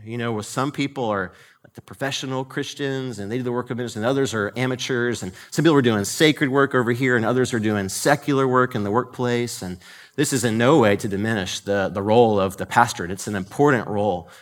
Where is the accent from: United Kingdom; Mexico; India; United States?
United States; Marietta, Georgia; I grew up in the Marietta, Georgia area, went to a, a college there called Kennesaw State University.